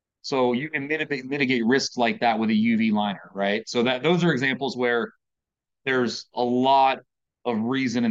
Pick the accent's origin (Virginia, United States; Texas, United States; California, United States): Virginia, United States; moved away as an adult; now in Maryland, United States; I grew up in Virginia.